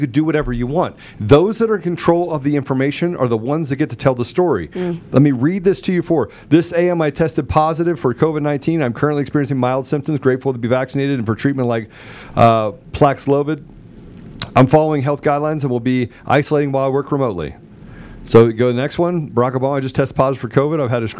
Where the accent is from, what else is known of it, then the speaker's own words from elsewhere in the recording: Georgia, United States; has had great impact on turning the country and my home state of Georgia blue.